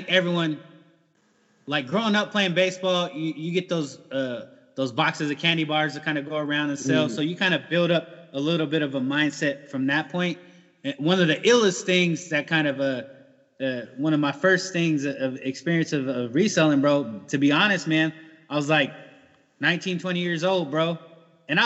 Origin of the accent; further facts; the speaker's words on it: San Diego, California, United States; moved away as an adult; now in Iowa, United States; born and raised in San Diego